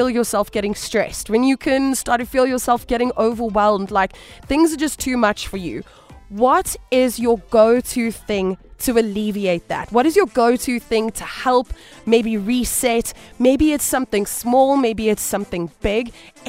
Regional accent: Cape Town, Western Cape, South Africa; now in Johannesburg, South Africa; I am a coastal baby, because I am originally from Cape Town

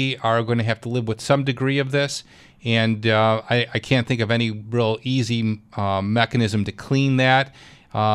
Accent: Clarence, New York, United States; Clarence, my hometown

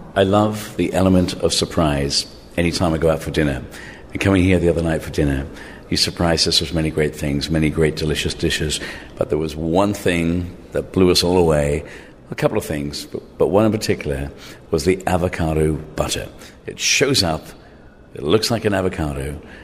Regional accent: England, United Kingdom; moved away; also born or lived in Ireland; I grew up in England, in Ireland.

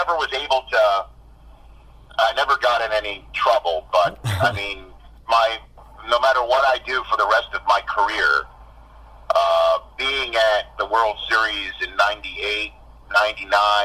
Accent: New York City, New York, United States; when I was a kid in Staten Island growing up in New York

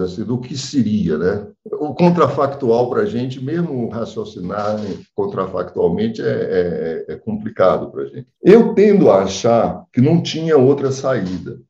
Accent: Brazil; como nós somos brasileiros

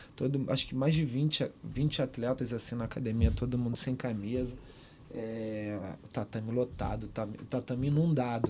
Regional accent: Baixada Fluminense, Rio de Janeiro, Brazil; moved away as an adult; also born or lived in Liverpool, United Kingdom; eu saí da Baixada, cara. Eu tinha saído da Baixada

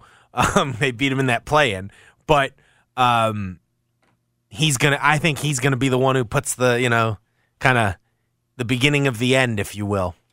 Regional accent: Washington, District of Columbia, United States; My my my hometown Wizards

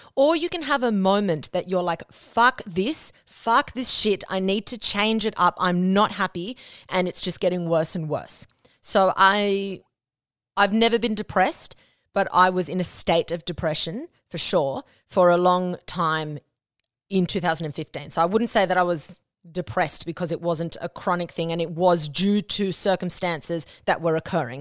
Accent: Australia; first language Spanish; English is a second language; I was born and raised in Australia

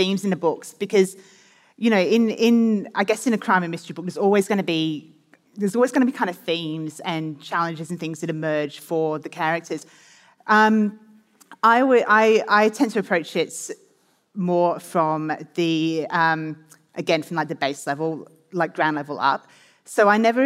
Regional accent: England, United Kingdom; moved away as an adult; now in Australia; I was born in England and I lived in England for quite a lot of my, you know, my teenage years and my first kind of working years as a journalist

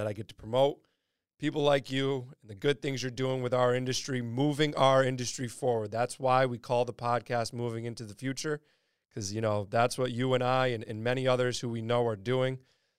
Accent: New York, United States; being a New Yorker, Boston isn't my favorite place to be.

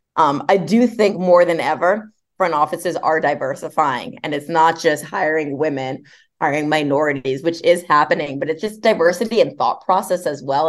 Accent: Montclair, New Jersey, United States; I grew up in Montclair, New Jersey

